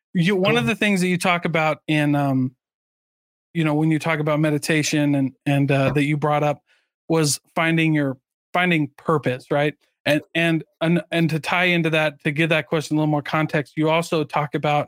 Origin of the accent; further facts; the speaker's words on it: Midwest, United States; I grew up in the Midwest. We rode trains all the time.